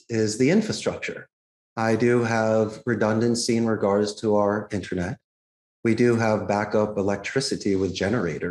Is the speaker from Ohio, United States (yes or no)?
no; Philadelphia, Pennsylvania, United States; now in Costa Rica; I grew up in Philadelphia